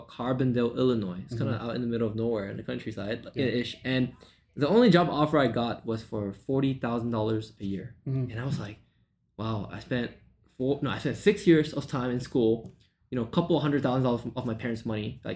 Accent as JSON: {"language": "English", "country": "Malaysia", "tie": "born or raised there", "moved": "as an adult", "lives_now": "United States", "said": "I was born and raised in Malaysia, and I moved to the U.S. in 2012"}